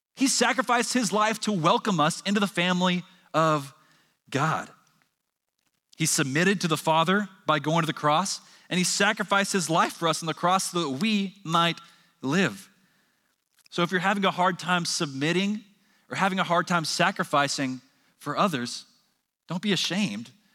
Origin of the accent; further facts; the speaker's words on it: Texas, United States; before we're Texan